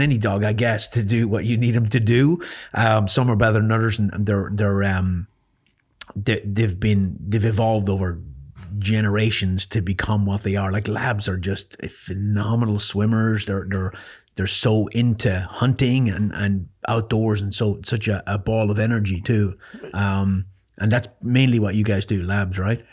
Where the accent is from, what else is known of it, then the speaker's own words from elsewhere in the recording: Ireland; I grew up in Ireland